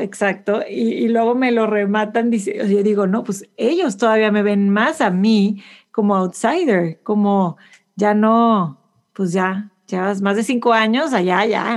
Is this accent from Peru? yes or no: no; Mexico; moved away as an adult; now in Houston, United States; soy mexicana por todas estas razones, aunque ni siquiera vivo